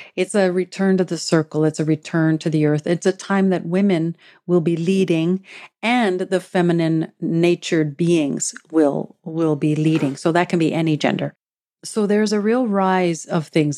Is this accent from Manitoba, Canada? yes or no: yes; Treaty One territory, Manitoba, Canada; now in Vancouver, Canada; I am a Métis woman from Treaty One territory in the homeland of the Métis, who's currently living in the unceded traditional